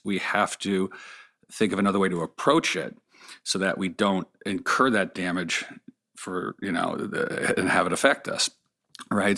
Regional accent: Los Angeles, California, United States; I grew up here in Pacific Palisades, just sort of south of where we are in Malibu

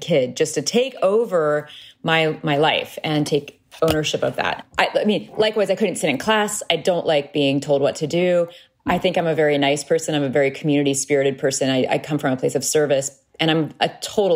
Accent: Peoria, Illinois, United States; Growing up in Peoria, Illinois

